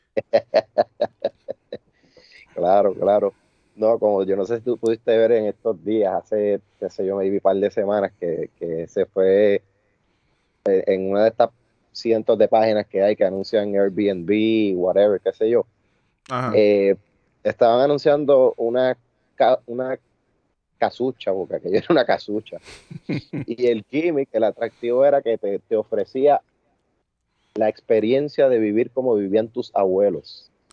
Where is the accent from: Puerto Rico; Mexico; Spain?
Puerto Rico; Añasco; de aquí de mi pueblo, de Añasco.